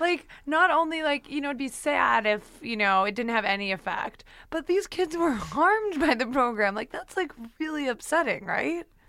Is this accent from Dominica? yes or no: no; Ontario, Canada; now in United States; I grew up in Ontario